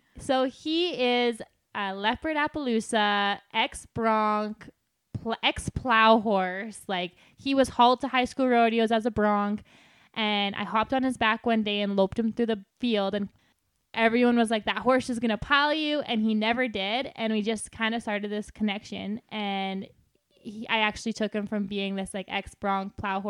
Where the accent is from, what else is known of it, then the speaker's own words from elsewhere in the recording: Lac La Biche, Alberta, Canada; I grew up in Lac La Biche, and there was only, I think, one or two other girls that actually barrel raced in my whole school.